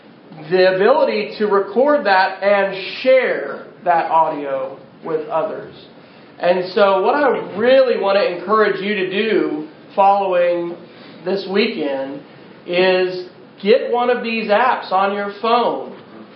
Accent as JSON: {"language": "English", "town": "Manhattan", "region": "Kansas", "country": "United States", "tie": "born or raised there", "also_born_or_lived": "Edmond, Oklahoma", "moved": "yes", "lives_now": "Oklahoma City, United States", "said": "I grew up in Manhattan, Kansas, and went to Philmont probably in 86 as a scout"}